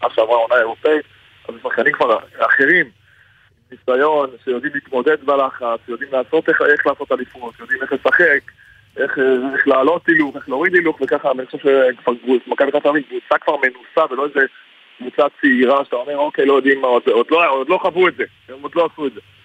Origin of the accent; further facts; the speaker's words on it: Haifa, Haifa District, Israel; אני גדלתי בחיפה, אני גדלתי ירוק, המשפחה שלי ירוקה, יש לי עוד... הורים ואחים בחיפה